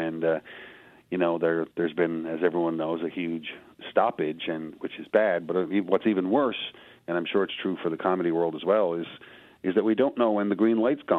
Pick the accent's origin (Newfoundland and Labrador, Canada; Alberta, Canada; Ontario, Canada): Newfoundland and Labrador, Canada; Petty Harbour; when I grew up in the 1970s and 80s in rural Newfoundland and Petty Harbour